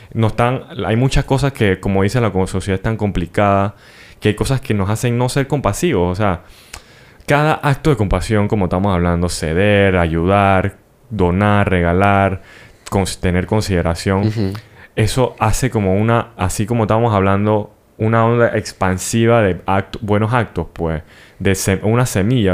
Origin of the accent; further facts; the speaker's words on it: Panama; siendo panameño